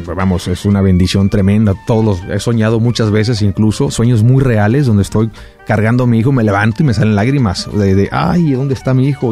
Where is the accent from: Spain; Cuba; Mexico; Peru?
Mexico; Xicoténcatl, Tamaulipas; moved away as an adult; also born or lived in Ciudad Mante, Tamaulipas / Mexico City / Miami / Los Angeles; Yo nací en Ciudad Mante, Tamaulipas, crecí en Jico, en Jicotencal, Tamaulipas